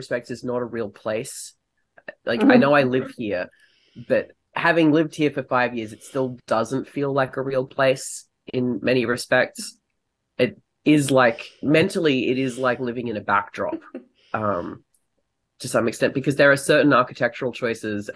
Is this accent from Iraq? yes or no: no; Australia; moved away as an adult; also born or lived in United Kingdom; now in United States; I am Australian. I've been living in the US for 5 years, and previously I lived in the UK for 5 years